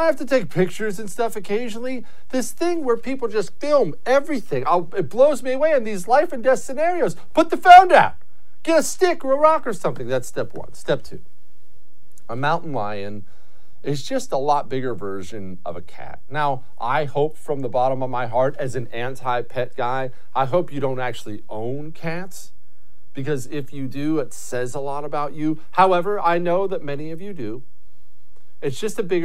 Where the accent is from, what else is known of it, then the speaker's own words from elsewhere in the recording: Montana, United States; I grew up in Montana.